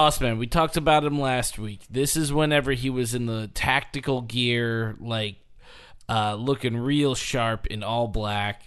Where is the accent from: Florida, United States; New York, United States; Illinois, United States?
Illinois, United States; Edwardsville; born or raised there